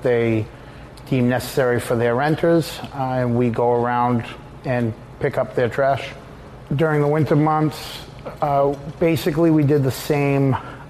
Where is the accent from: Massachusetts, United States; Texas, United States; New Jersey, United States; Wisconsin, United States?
Massachusetts, United States; Boston; also born or lived in Cape Cod; I'm from the Boston area